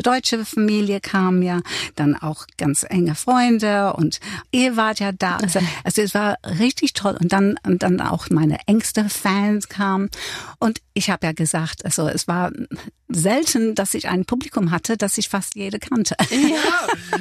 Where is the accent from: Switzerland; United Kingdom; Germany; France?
United Kingdom; England; accent: English; first language English; German is a second language; moved away; mein englischer Akzent